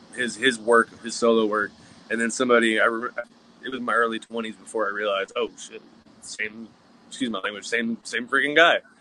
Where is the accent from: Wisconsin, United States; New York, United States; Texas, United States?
Texas, United States; Dallas; I came from the Dallas Fort Worth area.